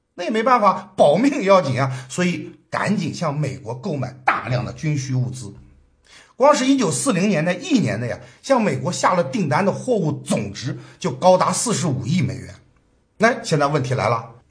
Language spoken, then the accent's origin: Chinese; China; 我们中国人对这种遭遇啊，是有过深刻体会的